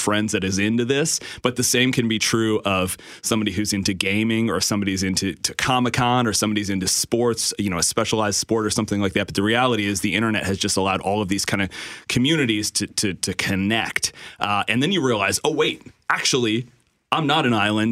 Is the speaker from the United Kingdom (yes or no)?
no; Moncton, New Brunswick, Canada; I am from Moncton, New Brunswick